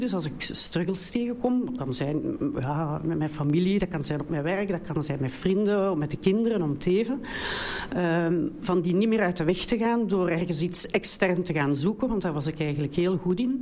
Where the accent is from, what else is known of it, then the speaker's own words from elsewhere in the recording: Brussels, Brussels-Capital Region, Belgium; accent: Brussels; ik kom uit België, de enige, dus een beetje een ander accent. Met een, eh, Brusselse